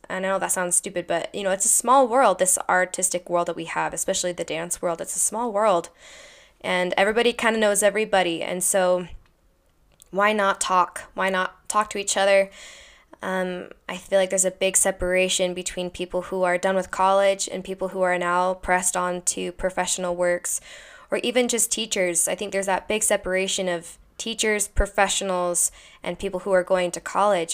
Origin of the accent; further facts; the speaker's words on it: Salt Lake City, Utah, United States; I grew up in Salt Lake City, Utah. I'm from Utah